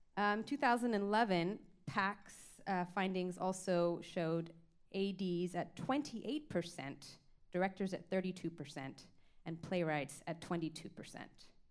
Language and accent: English; Toronto, Ontario, Canada; I grew up in Scarborough